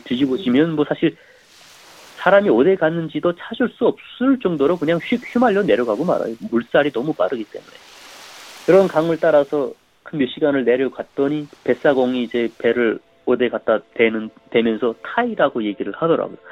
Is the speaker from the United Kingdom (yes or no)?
no; North Korea; moved away as an adult; also born or lived in South Korea; now in United States; 북한에서도 저는 뭐 굉장히 열심히 산 사람인데